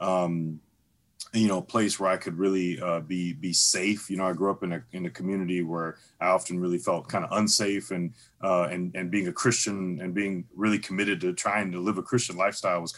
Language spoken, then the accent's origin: English; St. Louis, Missouri, United States; I'm actually originally born and raised in St. Louis. From the Lou, from the STL.